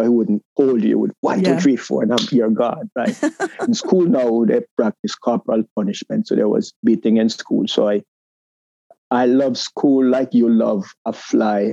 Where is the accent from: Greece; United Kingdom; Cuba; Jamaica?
Jamaica; moved away as an adult; now in United States; growing up in Jamaica, I think I found my identity